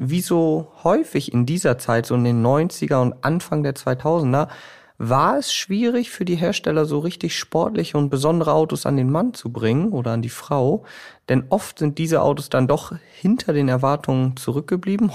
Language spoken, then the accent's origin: German; Bremen, Germany; bei uns in Bremen